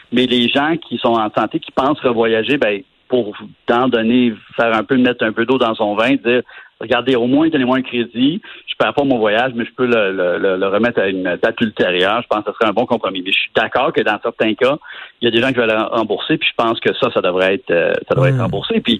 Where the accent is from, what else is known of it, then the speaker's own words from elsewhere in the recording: Montreal, Quebec, Canada; Ah, tu sais, en tant que Québécois, de Montréalais et de Québécois, on avait des préjugés.